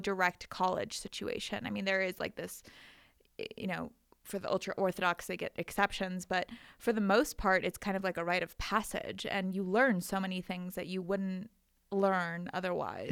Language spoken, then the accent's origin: English; Calabasas, California, United States; moved away as an adult; also born or lived in Israel; now in Colorado, United States; I am from, um, a town called Calabasas, California.